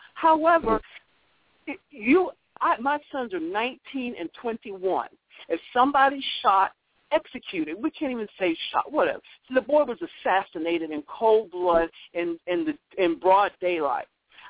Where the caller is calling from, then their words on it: Virginia, United States; I'm calling from Virginia.